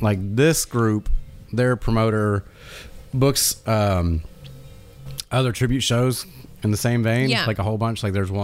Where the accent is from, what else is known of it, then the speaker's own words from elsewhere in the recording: New England, United States; now in Alabama, United States; two people from basically New England